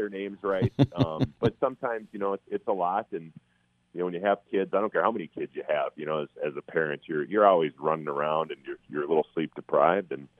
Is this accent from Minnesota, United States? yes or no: yes; Minnesota, United States; my hometown team